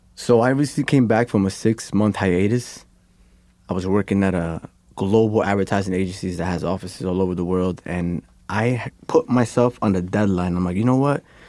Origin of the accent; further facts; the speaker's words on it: New York, United States; I'm from New York